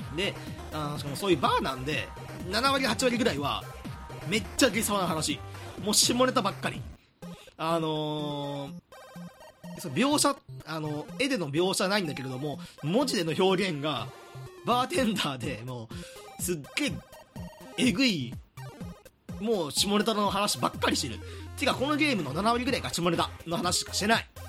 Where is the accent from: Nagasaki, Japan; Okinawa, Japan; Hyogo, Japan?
Hyogo, Japan; 僕はあの兵庫出身なんで西の方はわかる